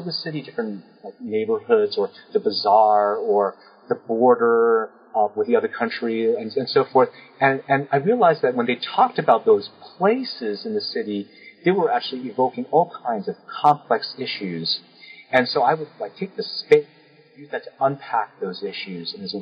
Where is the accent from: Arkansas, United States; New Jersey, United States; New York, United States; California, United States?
New York, United States; New York City; moved away; also born or lived in Osh; I grew up in New York City